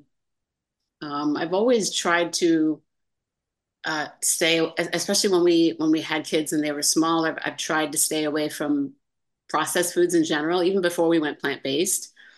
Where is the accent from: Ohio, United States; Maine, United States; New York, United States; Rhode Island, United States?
New York, United States; Amsterdam; born there; also born or lived in Virginia / Florida; now in California, United States; So I was born in Amsterdam, New York, upstate New York.